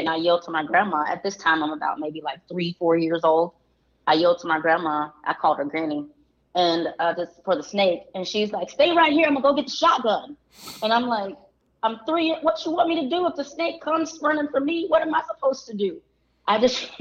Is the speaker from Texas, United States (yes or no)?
no; deep South Georgia, United States; we lived in deep South Georgia